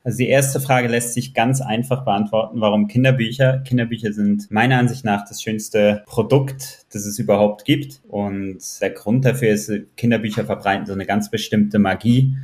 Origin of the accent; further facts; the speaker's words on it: Zurich, Switzerland; Ich komme aus Zürich